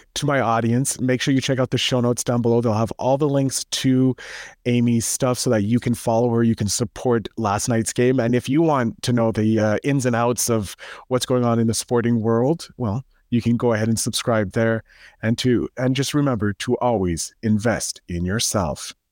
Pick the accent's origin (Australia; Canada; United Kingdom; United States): Canada; I'm a Canadian